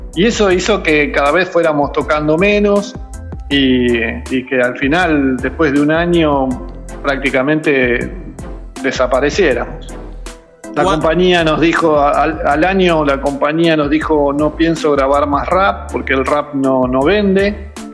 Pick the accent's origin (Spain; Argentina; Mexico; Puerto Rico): Argentina; Buenos Aires Province; somos de, de lo, de la periferia de la Capital Federal, eh, de la zona norte de Buenos Aires